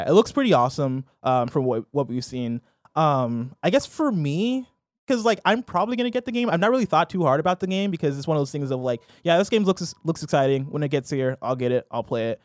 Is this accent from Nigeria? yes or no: yes; Nigeria; I'm Nigerian